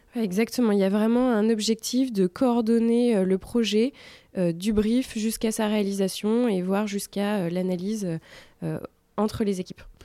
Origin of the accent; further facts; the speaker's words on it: Bordeaux, Nouvelle-Aquitaine, France; moved away as an adult; now in Paris, France; je viens de Bordeaux